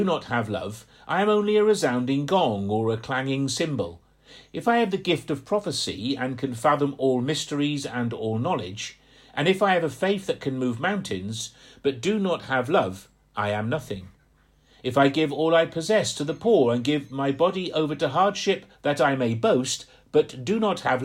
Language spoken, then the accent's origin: English; just outside Portsmouth, Hampshire, South East England, United Kingdom; moved away; I grew up just outside Portsmouth. I'm from Hampshire.